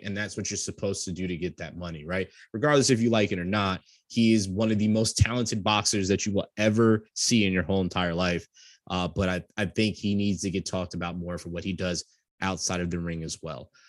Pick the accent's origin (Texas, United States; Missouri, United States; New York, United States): New York, United States; I come from New York, just like Sam